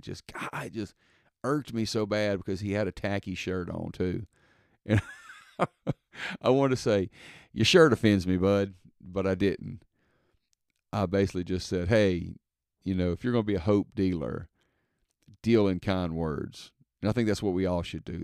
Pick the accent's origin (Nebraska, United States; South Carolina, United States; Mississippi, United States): Mississippi, United States; I'm from Mississippi, so I put, people say Walmarts